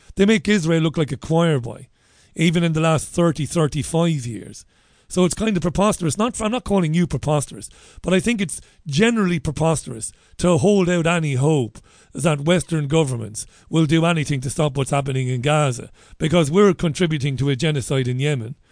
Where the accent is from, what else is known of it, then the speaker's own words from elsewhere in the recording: Ireland; I'm an Irish guy